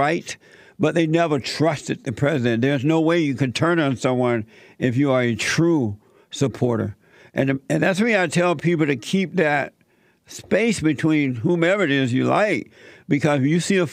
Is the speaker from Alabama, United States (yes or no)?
yes; Alabama, United States; moved away; when I was growing up in Alabama.